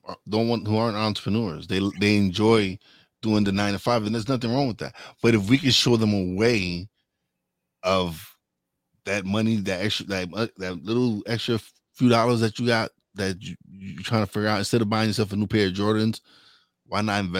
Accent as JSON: {"language": "English", "town": "Bronx", "region": "New York", "country": "United States", "said": "I'm a girl from the Bronx."}